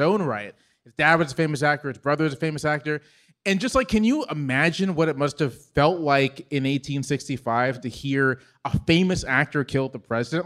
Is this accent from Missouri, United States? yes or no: no; Virginia Beach, Virginia, United States; moved away; I grew up in Virginia